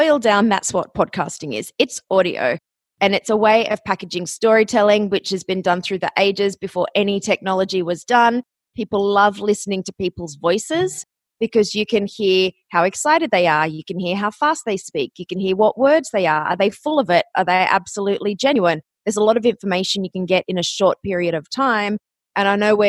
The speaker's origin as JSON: {"language": "English", "country": "Australia", "also_born_or_lived": "Athens, Ohio, United States", "moved": "as an adult", "said": "you might notice my accent. I am from Australia, but I went to college in Ohio."}